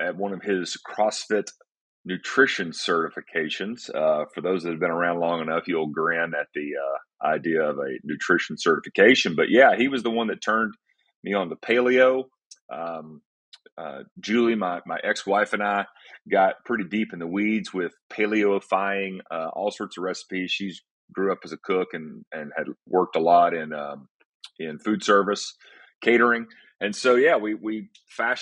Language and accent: English; East Tennessee, United States; moved away as an adult; also born or lived in Atlanta, Georgia; moved up here back home. I'm originally from East Tennessee